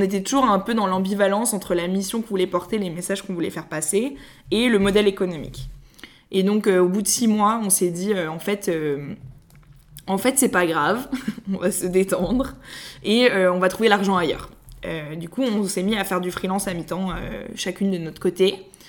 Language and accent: French; Paris, Île-de-France, France; je suis née à Paris j'ai fait toute ma scolarité à Paris